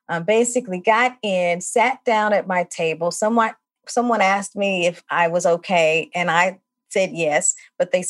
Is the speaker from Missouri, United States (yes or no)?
yes; St. Louis, Missouri, United States; moved away as an adult; now in Milwaukee, United States; I am originally from St. Louis, Missouri. I've lived in Milwaukee now more than 25 years